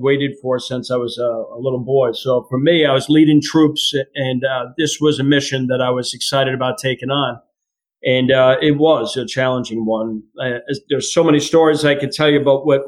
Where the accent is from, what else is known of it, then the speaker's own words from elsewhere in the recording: Long Island, New York, United States; I'm from New York, Long Island specifically